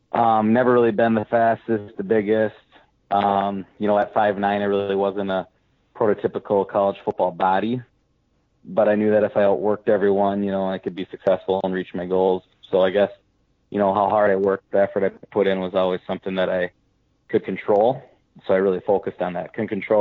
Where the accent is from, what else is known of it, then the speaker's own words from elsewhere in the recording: Morristown, Minnesota, United States; I grew up in Morristown, Minnesota. I grew up on a hobby farm, youngest of six kids.